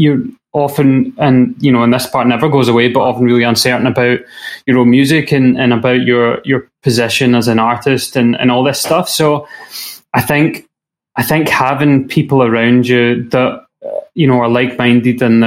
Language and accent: English; Scotland, United Kingdom; a kind of family proud association with being Scottish